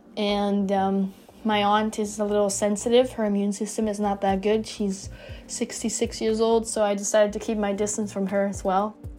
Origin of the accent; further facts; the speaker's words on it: Netherlands; moved away as an adult; now in Florida, United States; I am originally from the Netherlands, which makes me an international student